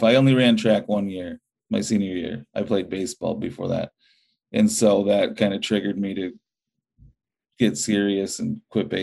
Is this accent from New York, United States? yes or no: no; Chautauqua, Wisconsin, United States; growing up in Chautauqua